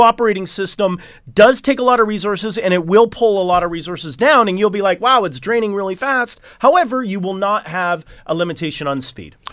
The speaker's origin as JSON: {"language": "English", "town": "Hamilton", "region": "Ontario", "country": "Canada", "said": "I am from Hamilton"}